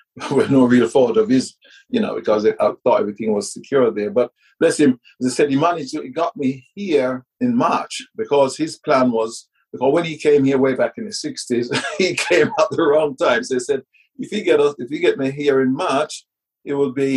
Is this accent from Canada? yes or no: no; Kingston, Jamaica; moved away; also born or lived in England; growing up in the Caribbean, being brought up in the Caribbean